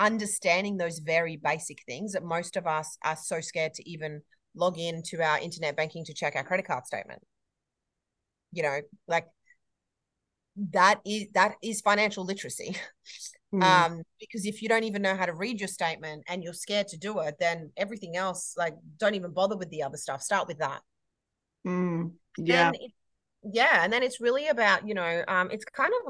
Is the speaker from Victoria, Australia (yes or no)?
no; Queensland, Australia; I'm a Queenslander